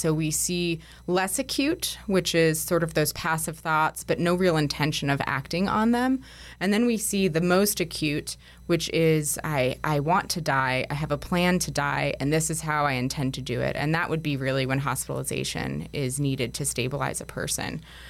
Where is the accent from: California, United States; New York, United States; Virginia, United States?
New York, United States; now in Denver, United States; So I'm a licensed clinical social worker, and I'm originally from New York. I've been in Denver for about 6 years